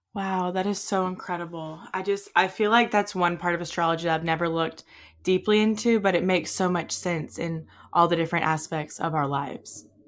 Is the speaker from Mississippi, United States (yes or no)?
yes; Mississippi, United States; moved away as an adult; also born or lived in Hawaii; we're from Mississippi, but I moved to Hawaii after college